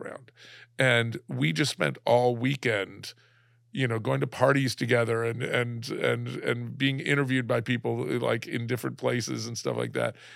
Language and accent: English; Alabama, United States; moved away; also born or lived in San Diego; growing up in Alabama